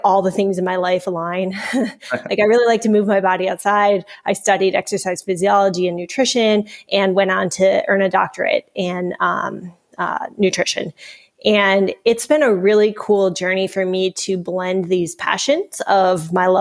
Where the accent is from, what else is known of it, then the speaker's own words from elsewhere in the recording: Minnesota, United States; I hail from Minnesota